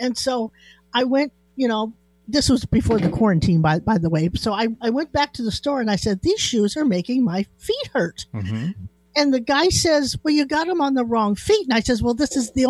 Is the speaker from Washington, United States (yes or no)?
yes; Chelan, Washington, United States; born there; You know, I was born in Chelan, you know.